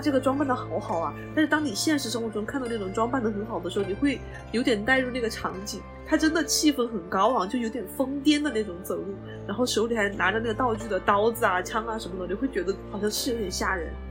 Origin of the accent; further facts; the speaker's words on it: Wanzhou, Chongqing, China; 我们老家是万州那边儿的